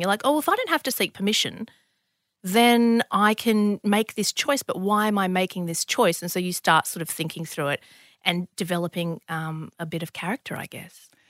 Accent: Bankstown, New South Wales, Australia; also born or lived in Lebanon; growing up in Bankstown

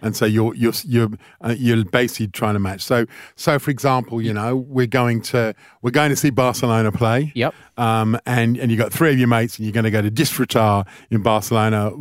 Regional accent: England, United Kingdom; moved away as an adult; now in Australia; growing up in England

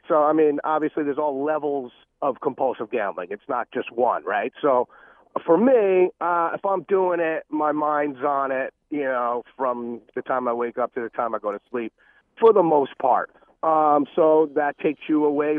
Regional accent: Rockland County, New York, United States; also born or lived in Phoenix, Arizona; now in Atlanta, United States; I grew up in Rockland County

